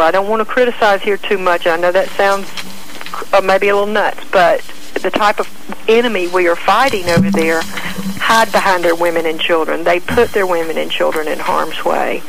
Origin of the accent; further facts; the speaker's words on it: near Fort Benning, Georgia, United States; I grew up near Fort Benning